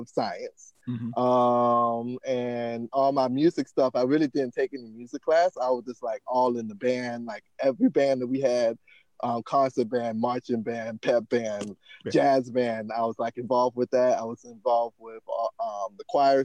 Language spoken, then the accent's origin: English; Savannah, Georgia, United States; moved away as an adult; also born or lived in Massachusetts; now in Los Angeles, United States; I went to my hometown, Savannah State University